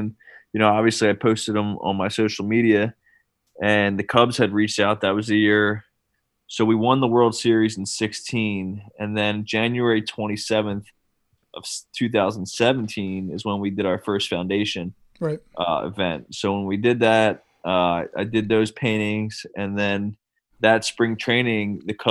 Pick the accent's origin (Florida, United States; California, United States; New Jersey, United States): New Jersey, United States; Cape May; I'm from Cape May, New Jersey.